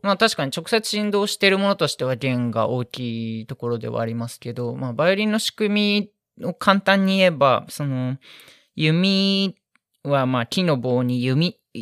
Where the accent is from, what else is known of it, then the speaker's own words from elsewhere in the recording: Tokyo, Japan; moved away as an adult; now in Akita, Japan; 私東京出身なんですけれども秋田に来て